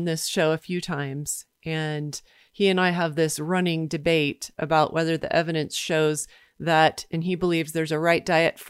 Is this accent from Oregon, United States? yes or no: no; Washington, District of Columbia, United States; So from my hometown in Washington, D.C.